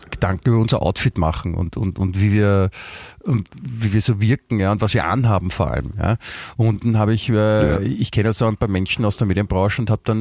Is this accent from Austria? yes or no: yes; Vienna, Austria; Nein, wie gesagt, bei uns in Wien sagt man guten Tag, was ja das, das, das Allgemeinere ist.